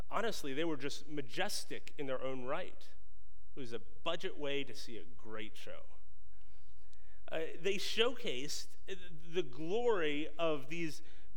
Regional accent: just north of Baltimore, Maryland, United States; I grew up in Maryland, just north of Baltimore

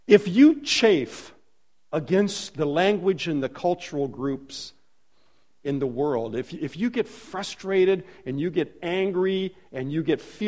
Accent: Los Angeles, California, United States; moved away as an adult; now in Warsaw, Indiana, United States; Jan and I were born and raised in Los Angeles

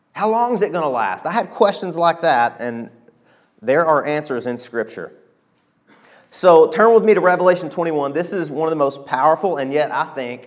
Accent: Arkansas, United States; I'm from Arkansas

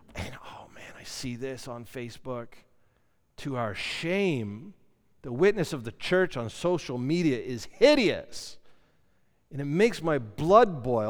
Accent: Canada; we're Canadian.

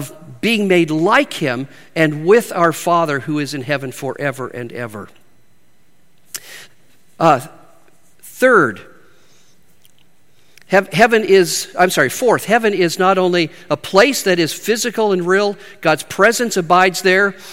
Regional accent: Spokane, Washington, United States; moved away as an adult; also born or lived in Midwest; I'm from Spokane, Washington

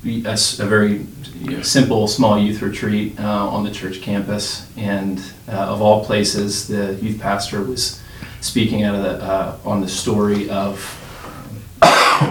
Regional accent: outside of Philadelphia, New Jersey, United States; moved away; I do hail from South Jersey. As we like to say, we have our own Mason-Dixon lines in New Jersey. But I grew up outside of Philadelphia

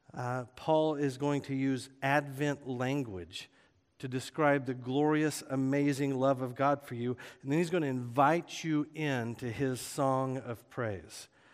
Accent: Oklahoma, United States; moved away; I grew up in Oklahoma

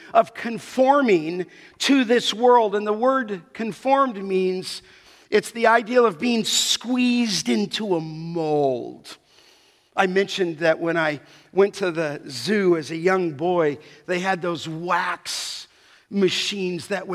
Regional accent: Los Angeles, California, United States; growing up in the San Fernando Valley

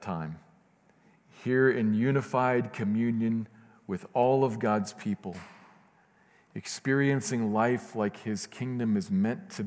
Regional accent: Midwest, United States; moved away; I'm from the Midwest

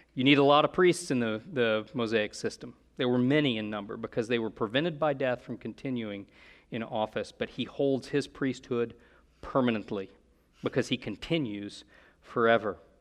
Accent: United States; we're Americans

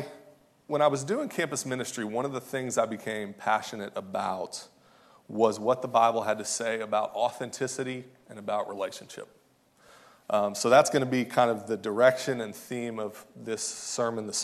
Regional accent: outside of Fort Knox, Kentucky, United States; moved away as an adult; now in St. Louis, United States; I was born and raised in Kentucky, outside of Fort Knox

